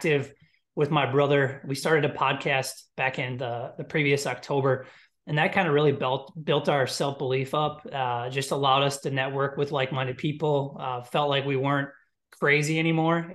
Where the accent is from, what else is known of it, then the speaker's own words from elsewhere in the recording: Midwest, United States; I'm from Midwest, three younger brothers, big sports family